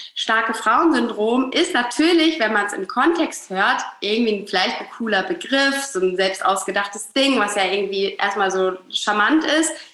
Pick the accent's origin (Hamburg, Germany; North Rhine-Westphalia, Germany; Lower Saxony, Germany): Hamburg, Germany; ich komme aus Hamburg, äh, lebe hier mit meiner kleinen Family, mit meinem Mann, mit meinem Sohn, mit unserem Hund in Hamburg